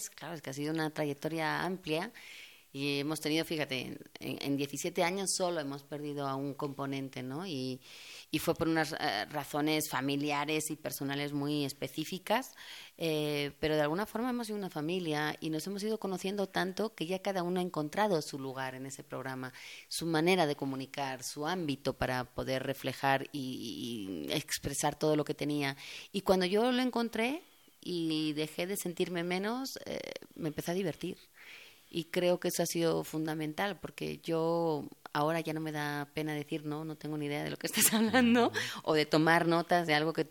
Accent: Spain; now in Mexico; allí ya no hablo como española y aquí, pues como verán, tampoco hablo como mexicana

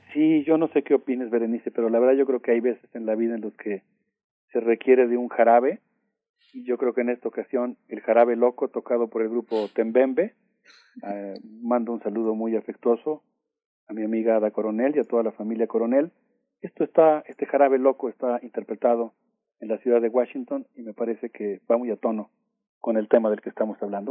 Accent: Mexico; nosotros como mexicanos

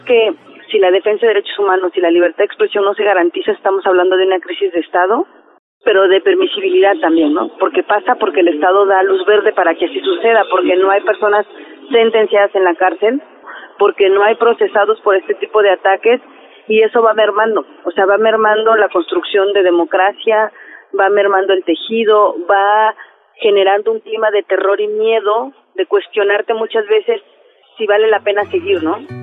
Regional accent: Oaxaca de Juárez, Oaxaca, Mexico; also born or lived in Sierra Sur, Oaxaca; soy de Oaxaca de Juárez y mi familia es originaria de la Sierra Sur. Yo crecí en un espacio comunitario

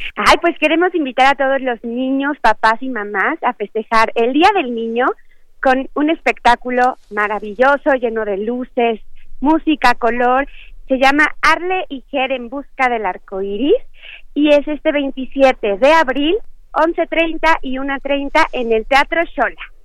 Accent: Chiapas, Mexico; yo que soy chiapaneca

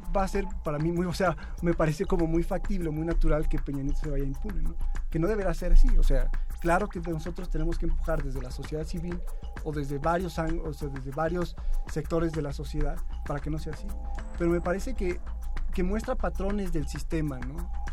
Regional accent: León, Guanajuato, Mexico; soy de León, de León, Guanajuato, un lugar muy cercano a San Francisco del Rincón

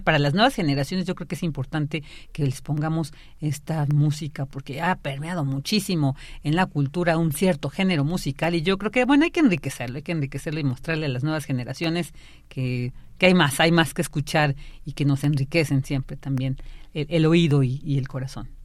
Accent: Mexico; nos sentimos muy orgullosas y orgullosos de pertenecer a este país

